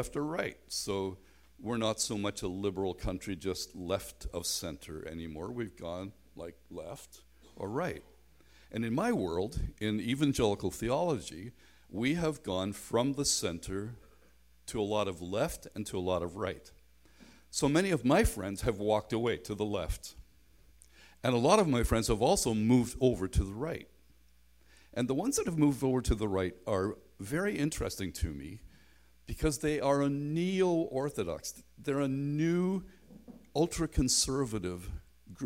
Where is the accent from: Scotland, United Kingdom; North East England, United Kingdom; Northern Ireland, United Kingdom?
Northern Ireland, United Kingdom; Belfast; moved away; also born or lived in North America; I grew up in Belfast in a very tight gospel hall context